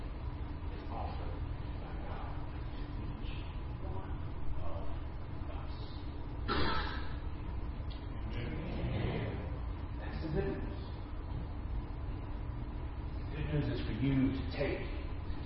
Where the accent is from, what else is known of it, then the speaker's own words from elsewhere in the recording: Dallas, Texas, United States; I'm from Dallas